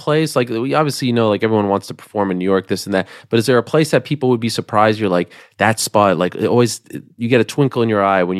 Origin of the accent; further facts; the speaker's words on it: Montreal, Quebec, Canada; moved away; I've never asked you about my hometown, really.